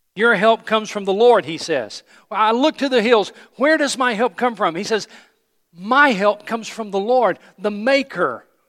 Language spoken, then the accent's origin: English; Johnson City, Tennessee, United States; I grew up in Johnson City, Tennessee, East Tennessee, so I grew up around mountains